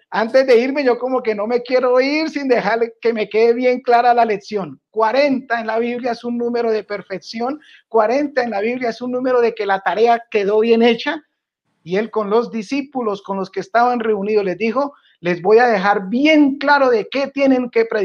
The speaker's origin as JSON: {"language": "Spanish", "region": "Tolima", "country": "Colombia", "said": "Tolima presente. Tolima, mi tierra."}